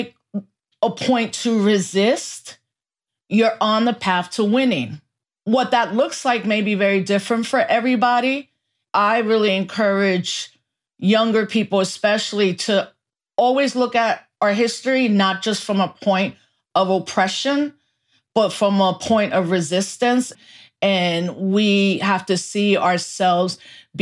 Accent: New York City, New York, United States; I was born in the Bronx while the Bronx was burning

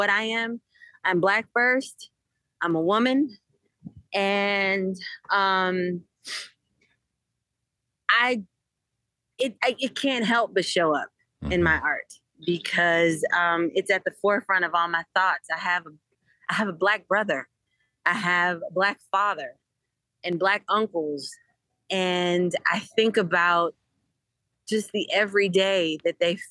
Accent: Eureka, Missouri, United States; also born or lived in Nashville, Tennessee; now in Philadelphia, United States; I grew up in Eureka, Missouri, which is a suburb of St. Louis

